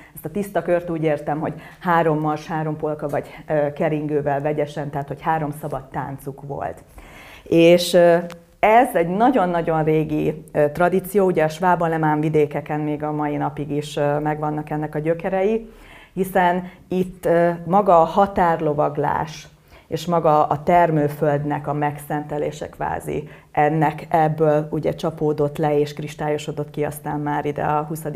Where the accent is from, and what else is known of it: Buda-area German communities, Pest, Hungary